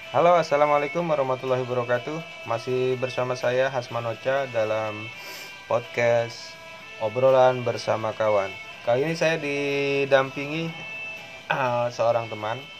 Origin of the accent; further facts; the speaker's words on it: Parung, West Java, Indonesia; Gua mencintai parung, gua besar di parung, berjodoh di parung